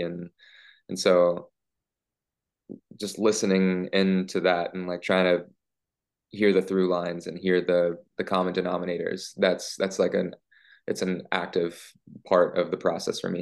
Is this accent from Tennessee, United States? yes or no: yes; Memphis, Tennessee, United States; growing up in Memphis